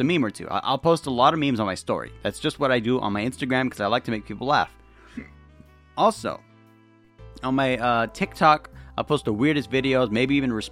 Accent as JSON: {"language": "English", "region": "California", "country": "United States", "said": "I'm from California"}